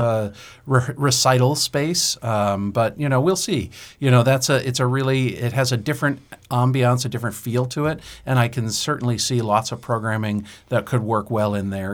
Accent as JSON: {"language": "English", "town": "Derry", "region": "New Hampshire", "country": "United States", "tie": "born or raised there", "said": "I grew up in Derry, New Hampshire"}